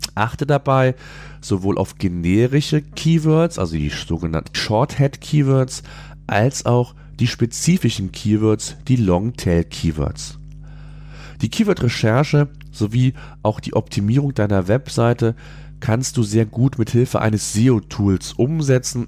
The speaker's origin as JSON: {"language": "German", "country": "Germany", "said": "hier bei uns in Deutschland"}